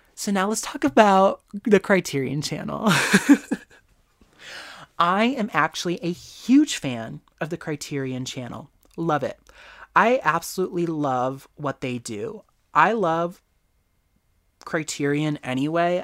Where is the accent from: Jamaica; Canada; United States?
United States; Me as an American